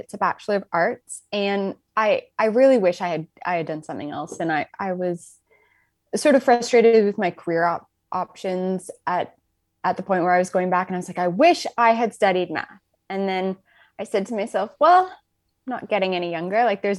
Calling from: Ottawa, Ontario, Canada; So I'm calling in from Ottawa.

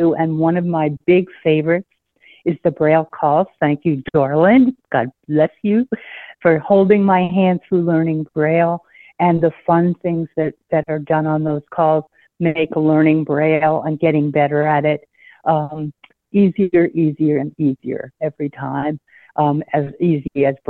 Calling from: Maine, United States; I'm calling from Maine.

